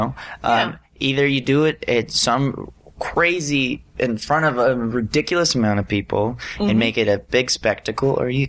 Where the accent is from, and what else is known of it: Pleasure Island, Alabama, United States; born or raised there; moved away